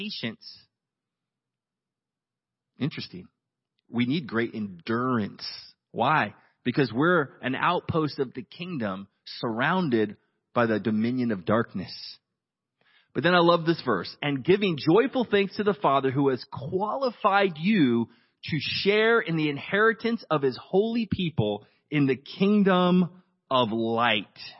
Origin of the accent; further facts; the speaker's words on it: United States; I'm an American